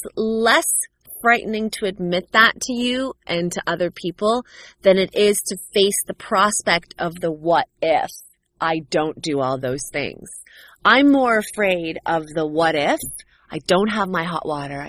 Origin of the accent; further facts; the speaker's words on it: Canada; growing up a cultural ethnic minority in North America. In America, in the U.S., I'm sure it's an entirely different narrative, but in Canada, for me, it was strange.